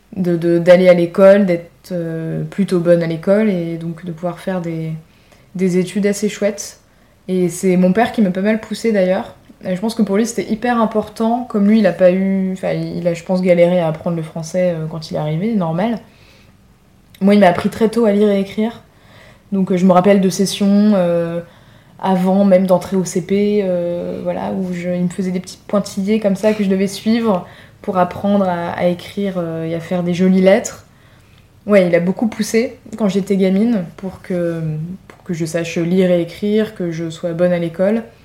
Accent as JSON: {"language": "French", "town": "Paris", "region": "Île-de-France", "country": "France", "said": "j'ai dû répondre de Paris"}